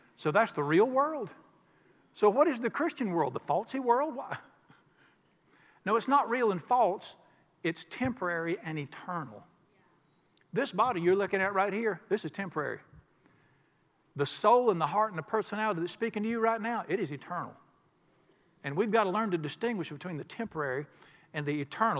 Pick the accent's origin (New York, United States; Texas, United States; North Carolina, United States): North Carolina, United States; Charlotte; the day I was born in the Catholic hospital in Charlotte